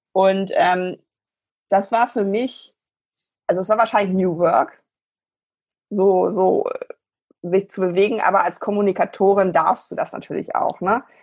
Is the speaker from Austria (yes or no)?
no; Germany; bei uns in Deutschland